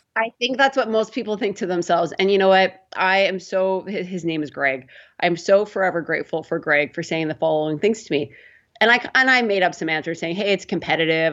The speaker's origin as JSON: {"language": "English", "town": "Prince Albert", "region": "Saskatchewan", "country": "Canada", "tie": "born or raised there", "also_born_or_lived": "Toronto", "moved": "as an adult", "said": "I grew up in Prince Albert, Saskatchewan."}